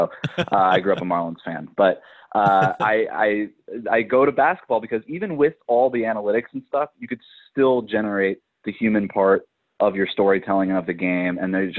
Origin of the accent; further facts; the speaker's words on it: South Florida, United States; moved away; I grew up in South Florida